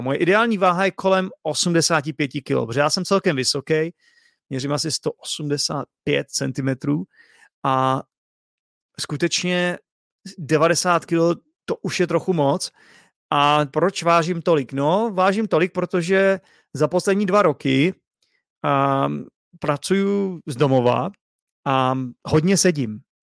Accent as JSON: {"language": "Czech", "country": "Czechia", "tie": "born or raised there", "first_language": "Czech", "said": "i když jsem se tady narodil, i když je to můj první jazyk"}